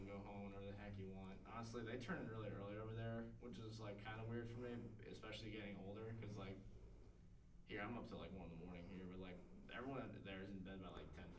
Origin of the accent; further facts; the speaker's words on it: West Grove, Pennsylvania, United States; I'm from West Grove, PA. It's a very small, rural, basically just a bunch of suburbs, kind of connected together, out in rural PA. It's an hour and a half out from Philly.